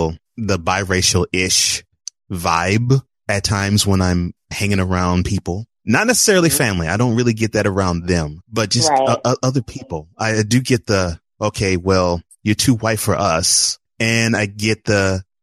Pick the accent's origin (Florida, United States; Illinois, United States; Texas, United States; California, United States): Texas, United States; Houston; also born or lived in New Orleans, Louisiana; I grew up in Houston. Well, born in New Orleans and grew up in Houston